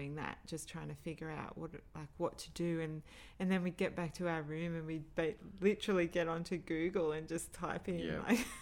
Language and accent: English; Australia; we're from Australia